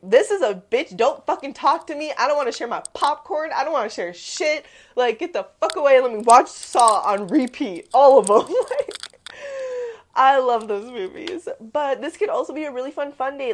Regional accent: Midwest, United States; I'm from the Midwest.

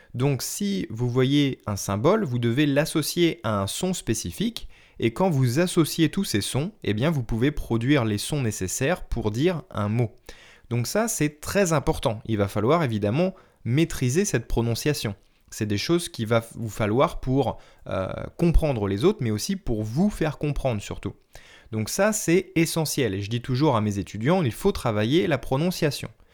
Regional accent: France; first language French; le français qui est ma langue maternelle

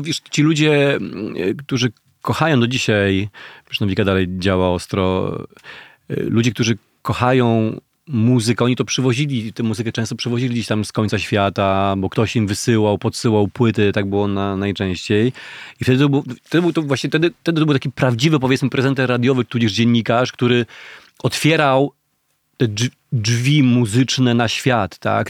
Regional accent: Gorzów Wielkopolski, Lubusz Voivodeship, Poland; now in Warsaw, Poland; w Gorzowie Wielkopolskim, na osiedlu Staszica, skąd pochodzę w ogóle

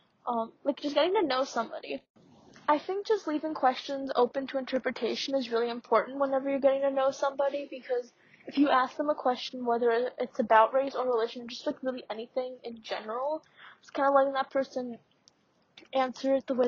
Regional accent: Pittsburgh, Pennsylvania, United States; also born or lived in India; I'm from Pittsburgh

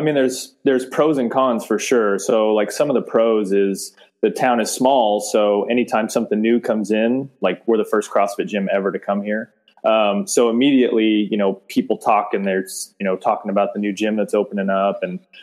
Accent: San Diego, California, United States; moved away as an adult; now in Olney, United States; I'm from San Diego originally. I've only lived here as long as the business has been here.

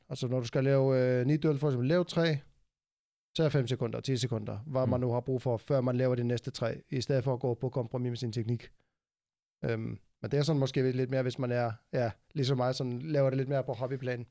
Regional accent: Iceland; now in Denmark; mit hjemland, Island

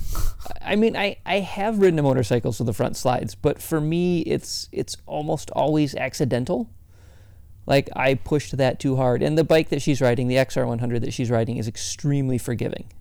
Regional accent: Michigan, United States; moved away; I grew up in Michigan very close to where you live right now.

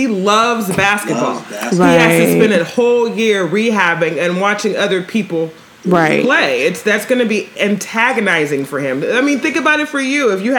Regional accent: Los Angeles, California, United States; now in Bay Area, United States; I'm from Los Angeles

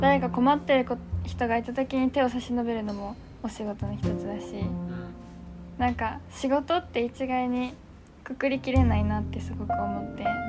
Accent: Kakegawa, Shizuoka, Japan; 地元静岡の掛川なんですけど

